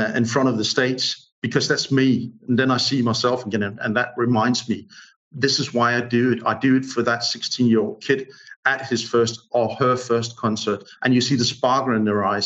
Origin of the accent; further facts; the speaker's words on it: Odense, Southern Denmark, Denmark; English is a second language; I'm from Odense, which is the third largest city in Denmark